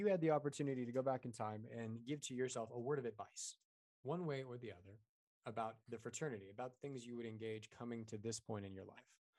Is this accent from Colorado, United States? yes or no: yes; Colorado, United States; Amen. I'm from Colorado. That was a right answer.